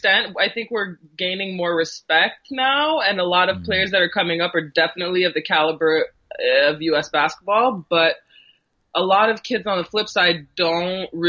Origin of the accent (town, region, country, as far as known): Ontario, Canada; born or raised there; also born or lived in Thessaloniki, Greece